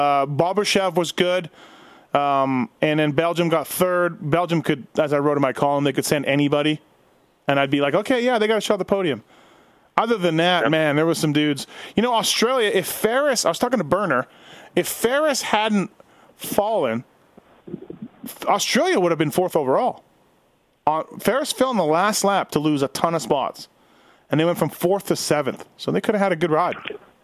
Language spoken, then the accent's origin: English; Canada; And I'm Canadian.